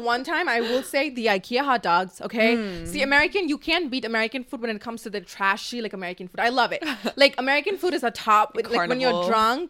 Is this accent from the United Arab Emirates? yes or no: yes; Dubai, United Arab Emirates; now in Los Angeles, United States; I come from Dubai.